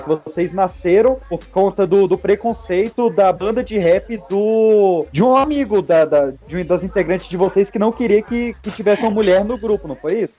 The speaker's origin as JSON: {"language": "Portuguese", "area": "Recanto das Emas", "region": "Federal District", "country": "Brazil", "tie": "born or raised there", "said": "nas ruas do Recanto das Emas, onde eu cresci"}